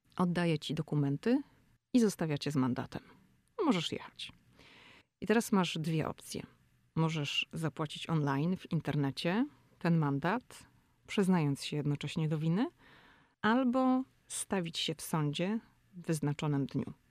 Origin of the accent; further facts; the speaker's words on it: Poland; jestem z Polski